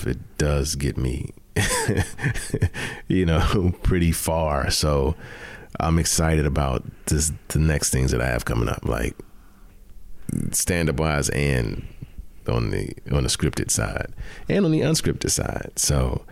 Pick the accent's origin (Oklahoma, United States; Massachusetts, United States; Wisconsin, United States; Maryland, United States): Maryland, United States; Prince George's County; also born or lived in Bahamas; I was born in the Bahamas, but I was raised in Prince George's County, Maryland